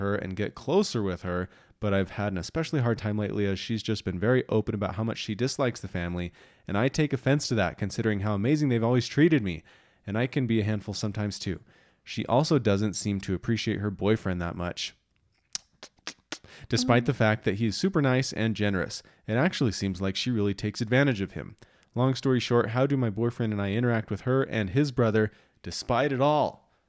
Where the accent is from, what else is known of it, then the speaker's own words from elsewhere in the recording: Kansas, United States; I grew up in Northwest Kansas and I now live in Central Kansas.